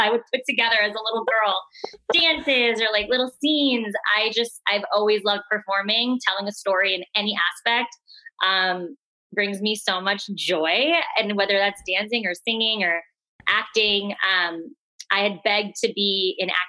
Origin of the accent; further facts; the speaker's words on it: Florida, United States; moved away as an adult; also born or lived in New York; now in Los Angeles, United States; My family is like a very East Coast, like very New York Italian cultured family, but they moved to Florida and that's where everyone is now